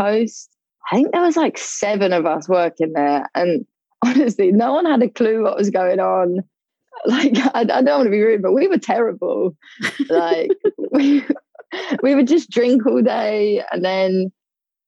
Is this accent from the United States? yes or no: no; London, United Kingdom; I'm from London, living in London currently